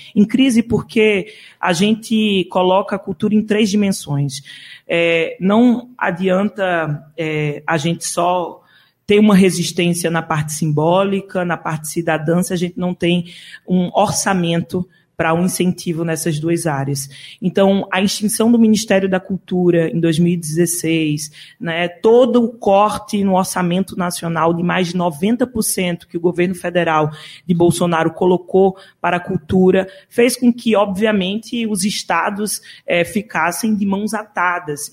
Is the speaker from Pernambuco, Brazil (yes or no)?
yes; Caruaru, Pernambuco, Brazil; na cidade de Caruaru, que é a minha cidade natal, né? Eu sou de Caruaru